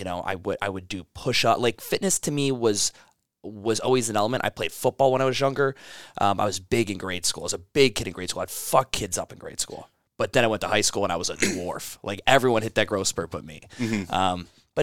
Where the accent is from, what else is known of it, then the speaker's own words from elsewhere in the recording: Cleveland, Ohio, United States; also born or lived in Chicago / Florida / California; I was born in Chicago, Illinois. He was doing work there at one point, Cleveland, Ohio. So we're always bouncing around.